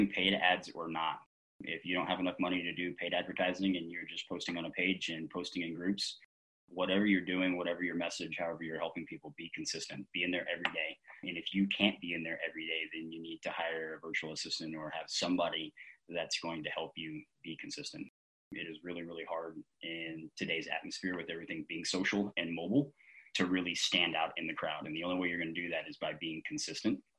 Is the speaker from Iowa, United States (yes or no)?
no; Cincinnati-Dayton area, Ohio, United States; I'm actually from the Cincinnati-Dayton area